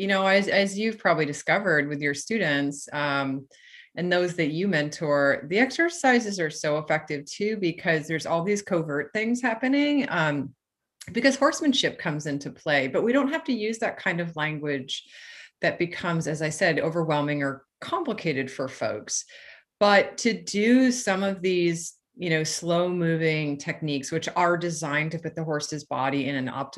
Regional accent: New England, United States; now in California, United States; I grew up in New England

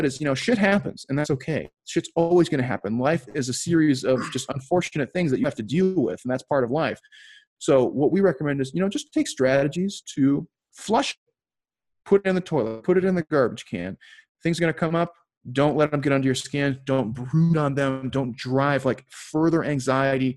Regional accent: Chicago, Illinois, United States; moved away; also born or lived in Philadelphia; I grew up in Chicago and lived in Philly for a while

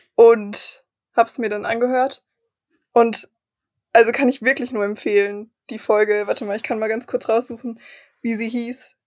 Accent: Germany; wir als Deutsche

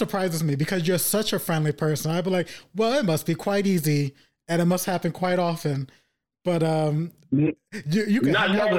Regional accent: New York City, New York, United States; I've been born and raised in Harlem

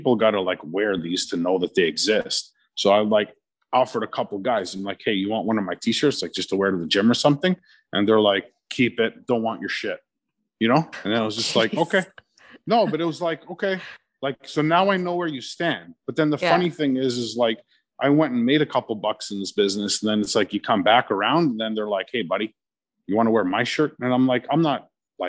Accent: Chester Lee, then Markham, Ontario, Canada; growing up in Chester Lee, like I played hockey

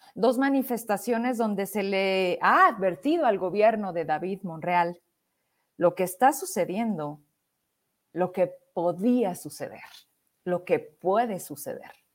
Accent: Fresnillo, Zacatecas, Mexico; mi tierra, en Fresnillo

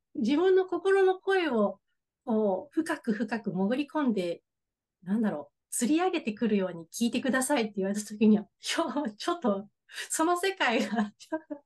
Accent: Imabari, Ehime, Japan; 生まれも育ちも、もう地元なんですけれども、大学の時は県外に出て、また就職の時に戻ってきて、で、ずっと住んでます

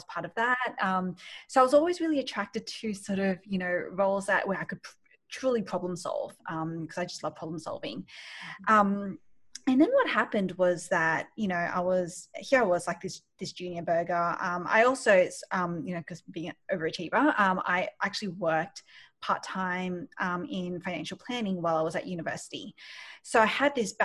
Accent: Sydney, New South Wales, Australia; moved away as an adult; also born or lived in Malaysia; now in New York, United States; I grew up in Australia, in Sydney, and I've just moved to New York

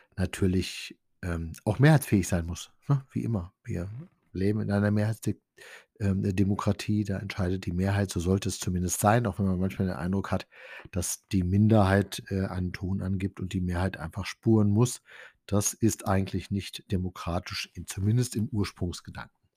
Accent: Diedersdorf, Brandenburg, Germany; bei uns in Diedersdorf

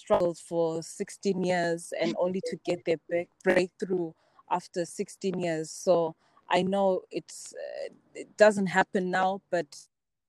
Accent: Bulawayo, Zimbabwe; moved away as an adult; also born or lived in South Africa; I was born and raised in Blawayo, Zimbabwe.

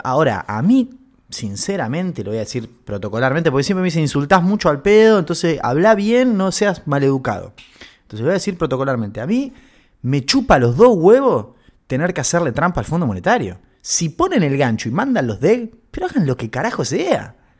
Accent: Argentina

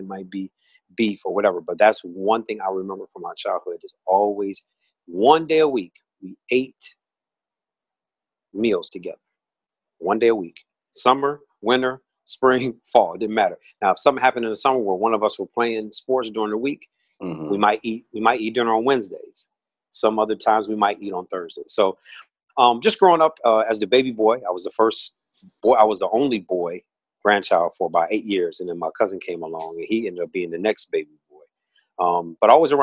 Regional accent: Toledo, Ohio, United States; moved away as an adult; now in Washington, D.C. area, United States; Born and raised in Toledo, Ohio, also known as the Glass City

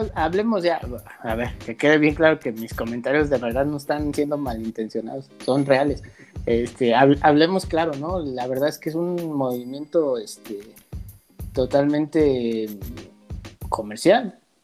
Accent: Mexico; lo dije como mexicano

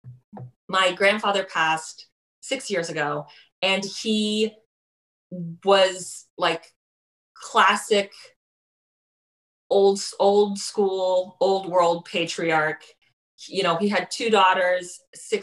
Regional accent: Miami, Florida, United States; now in New York, United States; I live in New York now, but I'm from Miami

